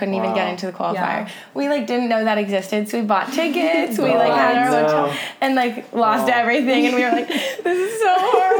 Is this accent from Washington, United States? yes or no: no; Hermosa Beach, California, United States; I grew up in Hermosa, and then my parents moved to Manhattan when I was in high school.